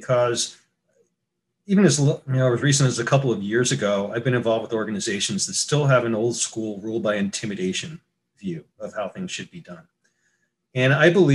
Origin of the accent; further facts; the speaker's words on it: New York, United States; moved away as an adult; now in San Diego, United States; I grew up in New York and moved out to California 30 years ago